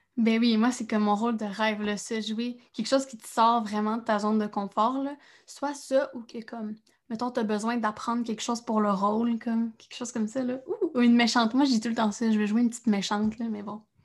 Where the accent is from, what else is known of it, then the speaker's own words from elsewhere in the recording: Trois-Rivières, Quebec, Canada; je viens de Trois-Rivières